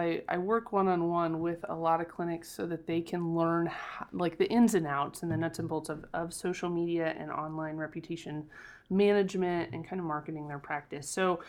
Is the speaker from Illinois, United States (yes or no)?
yes; Illinois, United States; now in St. Louis, United States; I'm from, I grew up in Central Illinois. I live in St. Louis, Missouri now.